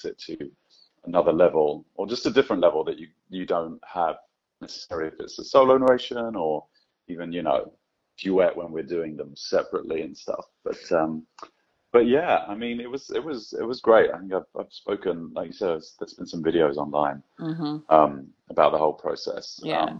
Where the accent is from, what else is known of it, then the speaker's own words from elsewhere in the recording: Scotland, United Kingdom; Yeah, I am Scottish from beginning to end, which I love.